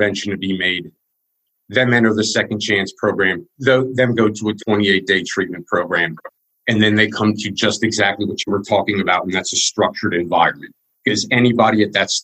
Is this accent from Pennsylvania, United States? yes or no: yes; Wyomissing, Pennsylvania, United States; I was born in Wyomissing, in Pennsylvania